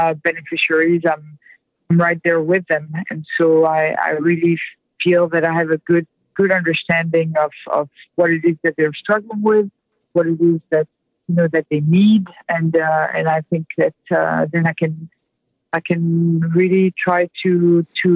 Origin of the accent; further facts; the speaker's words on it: France; now in United States; I'm French to start. I'm not an American born person